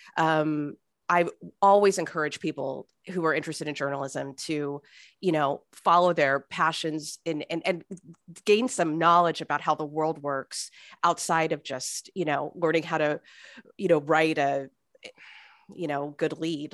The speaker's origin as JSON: {"language": "English", "town": "Fresno", "region": "California", "country": "United States", "tie": "born or raised there", "also_born_or_lived": "New York / Arkansas / Saint Louis", "moved": "as an adult", "said": "I grew up in Fresno. I left for about ten years."}